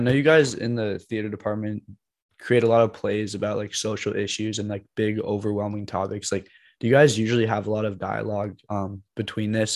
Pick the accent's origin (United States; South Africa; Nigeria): United States; I'm from the United States